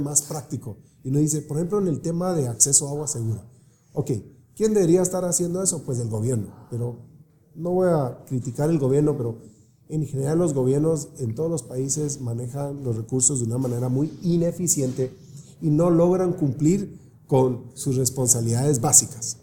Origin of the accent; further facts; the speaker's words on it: Guatemala; moved away; also born or lived in California; pues yo nací en Guatemala también